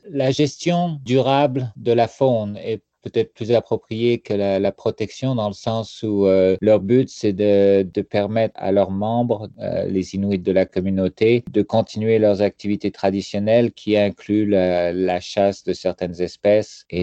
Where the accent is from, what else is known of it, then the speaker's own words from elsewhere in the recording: France; now in Canada; il y a quand même des, des froids, surtout venant de la France, c'est assez froid en hiver.